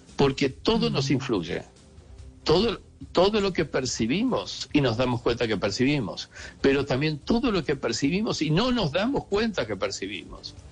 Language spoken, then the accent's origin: Spanish; Argentina; also born or lived in Spain / Salamanca / Madrid; Yo nací en Argentina y hoy día vivo parte del año en Argentina y parte del año en España